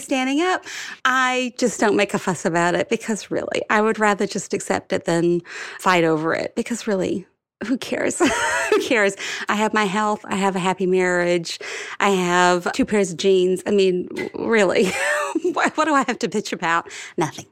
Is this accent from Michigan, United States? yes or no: no; Alabama, United States; now in New York City, United States; I grew up in Alabama